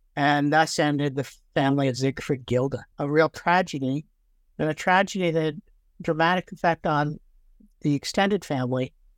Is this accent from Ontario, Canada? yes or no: yes; Toronto, Ontario, Canada; moved away as an adult; also born or lived in Brooklyn, New York / Fredericton, New Brunswick; now in Victoria, Canada; I um, was actually born in uh, Brooklyn, New York, but my family moved to Canada when I was uh, eight years old. And I actually grew up in Toronto